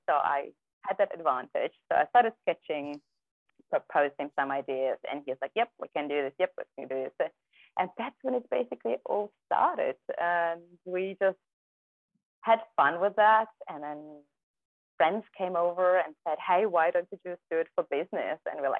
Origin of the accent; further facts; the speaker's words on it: Kazakhstan; Well, I'm not sure if you know, but I was born in Kazakhstan, right? So back then we lived in a very small community, and we had no cars, we had no TVs.